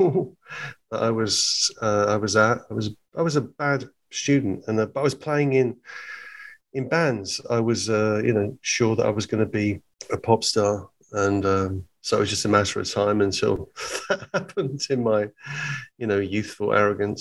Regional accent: Hertfordshire, East of England, United Kingdom; also born or lived in Liverpool; I was born in Hertfordshire in England, about 30 miles north of London

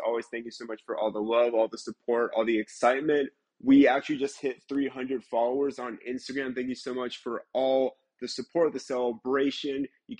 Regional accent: Mobile, Alabama, United States; I'm from Mobile, Alabama

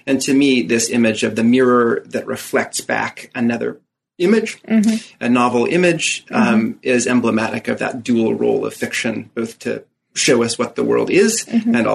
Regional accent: Moscow, Idaho, United States; born there; Uh, well, I was born in Moscow, uh, by which I mean Moscow, Idaho, the small

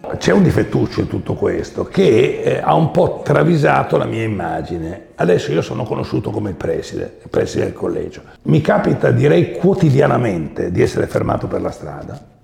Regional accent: Milan, Lombardy, Italy; also born or lived in Veneto; io ero nato a Milano che era Milano

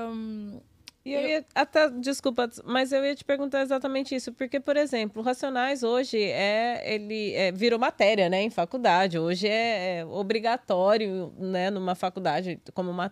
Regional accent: Minas Gerais, Brazil; porque eu sou mineira, tenho uma outra realidade

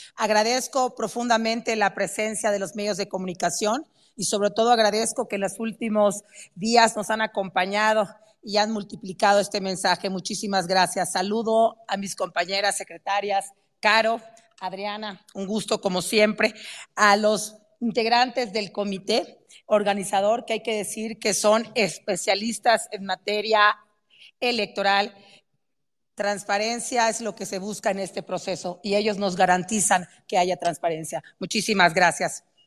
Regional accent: Mexico; Somos mexicanos, todas y todos somos mexicanos

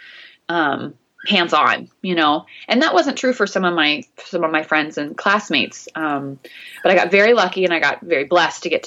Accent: Bloomington, Indiana, United States; I grew up in Bloomington and I really loved growing up there

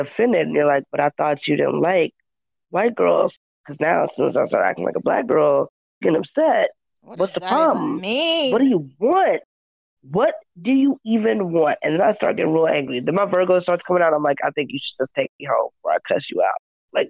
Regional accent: the South, United States; moved away; I grew up in the South, and so it took me a moment when I got back to the South as an adult

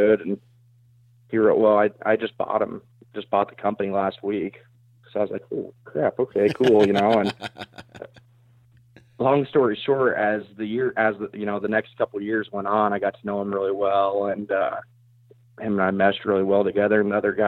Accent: South Central Iowa, United States; I'm from South Central Iowa. I actually live just outside of Knoxville

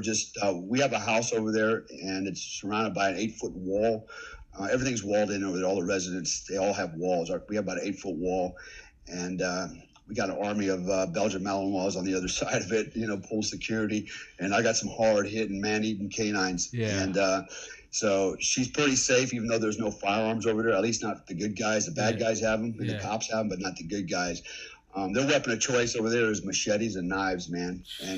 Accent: United States; now in Indonesia; as an American

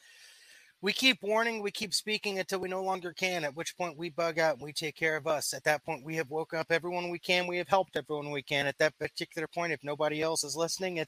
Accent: United States; I'm an American

